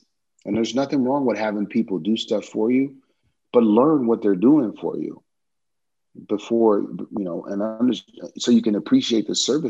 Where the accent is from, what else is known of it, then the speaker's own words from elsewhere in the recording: New Orleans, Louisiana, United States; Yeah, man, it's so unique. The music, the culture, all the stuff that we have down there. I love that I grew up with so much understanding and appreciation for the different types of mu